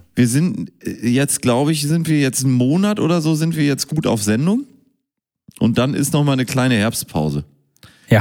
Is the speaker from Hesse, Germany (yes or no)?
no; Münster, North Rhine-Westphalia, Germany; ich bin in Münster geboren